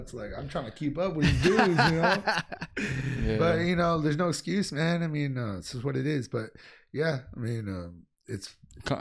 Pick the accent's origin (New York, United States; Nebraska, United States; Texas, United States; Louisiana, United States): Texas, United States; I'm third generation Tejano. So, like, people who don't know Tejano, Tejano's Chicano, which is a Hispanic that is born and raised in Texas